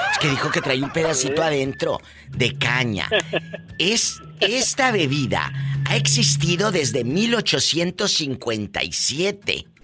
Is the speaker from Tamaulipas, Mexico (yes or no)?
no; Zinapécuaro, Michoacán, Mexico; De Sinapecuaro, Michoacán.